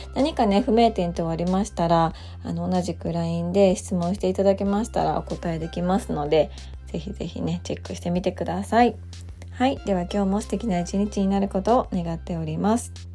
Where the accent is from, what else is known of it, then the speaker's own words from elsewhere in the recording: Japan; also born or lived in United States; 私は日本で生まれて日本で育って、まあ、日本人として生きているわけなんですけど